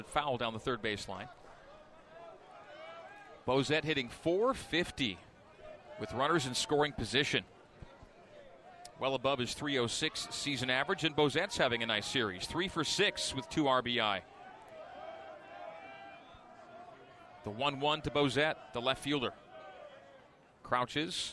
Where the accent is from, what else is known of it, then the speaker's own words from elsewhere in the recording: Canada; as a Canadian growing up and a fan of the Expos